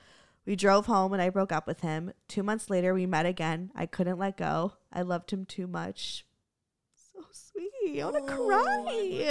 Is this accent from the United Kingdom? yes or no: no; Germany; moved away as an adult; I'm from a little town in Germany